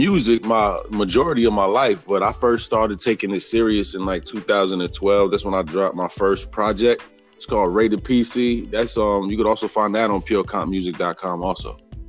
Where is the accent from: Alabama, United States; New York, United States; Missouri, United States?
New York, United States; Mount Vernon; also born or lived in Bronx, New York; now in Atlanta, United States; I'm originally from New York. I was born in the Bronx, raised in Mount Vernon, New York, which is right outside the Bronx. I moved to Atlanta in like 2099 or something like that.